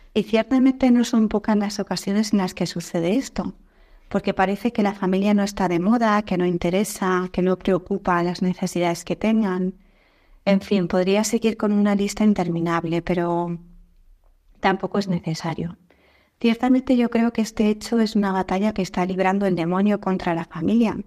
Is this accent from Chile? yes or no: no; Spain; moved away as an adult; also born or lived in Sweden / Norway; mi marido y yo tuvimos que salir fuera de España a trabajar durante unos años